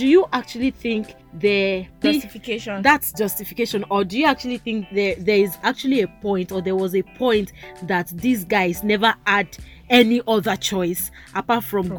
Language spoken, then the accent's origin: English; Kwara, Nigeria; let me actually, you know, I'm from Quara, so let me just you.